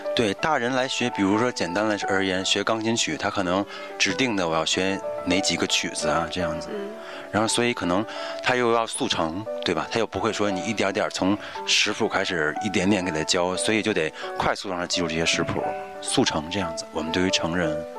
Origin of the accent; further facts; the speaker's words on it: Beijing, China; 作为北京人